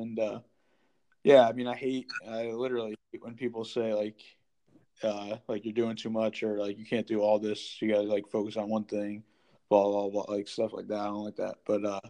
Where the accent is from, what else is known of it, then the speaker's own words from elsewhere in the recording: West Haven, Connecticut, United States; I'm from West Haven, Connecticut.